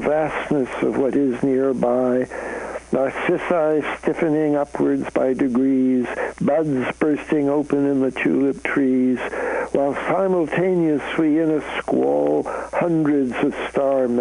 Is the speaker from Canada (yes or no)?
yes; Canada; now in United States; I'm a Canadian, so I come from north of the border